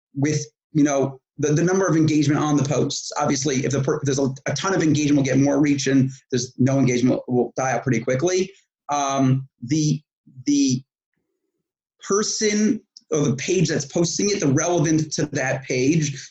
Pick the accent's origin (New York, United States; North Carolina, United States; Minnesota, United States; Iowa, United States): New York, United States; moved away as an adult; now in Israel; I was born in New York, and at 21 years old, I moved to Israel